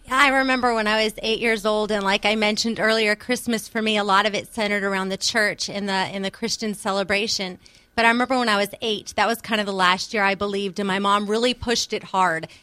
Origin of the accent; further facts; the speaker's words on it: outside of Richmond, Virginia, United States; I was born outside of Richmond, Virginia